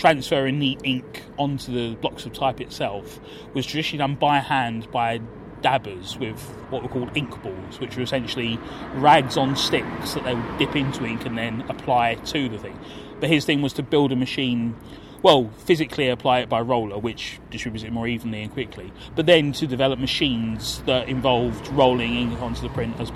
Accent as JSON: {"language": "English", "region": "London", "country": "United Kingdom", "tie": "born or raised there", "said": "growing up in Camberwell, it was Peckham one way or the Wharf Road the other way"}